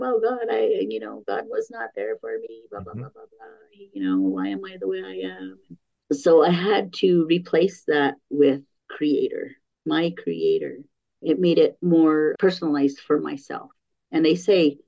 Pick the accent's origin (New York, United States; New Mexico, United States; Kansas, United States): New Mexico, United States; San Felipe Pueblo; also born or lived in San Francisco, California; We moved to the reservation when I was 7 years old